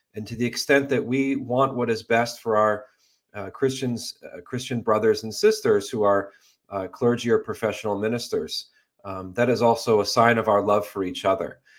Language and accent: English; Western Massachusetts, United States; Western Massachusetts where I grew up